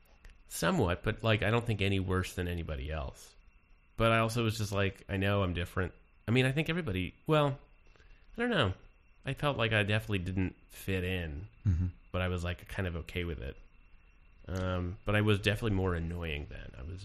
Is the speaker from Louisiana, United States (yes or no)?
no; Richmond, Virginia, United States; West End.